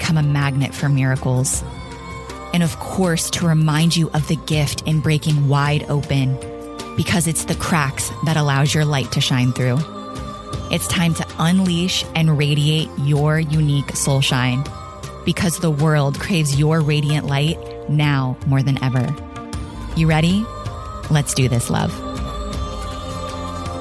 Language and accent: English; Sarasota, Florida, United States; my hometown of Sarasota, Florida